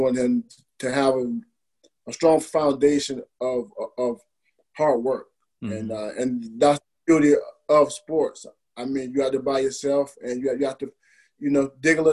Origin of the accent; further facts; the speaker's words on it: Alachua, Florida, United States; my hometown of Alachua